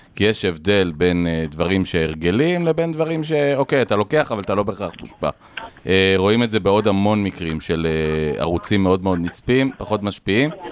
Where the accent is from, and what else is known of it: Israel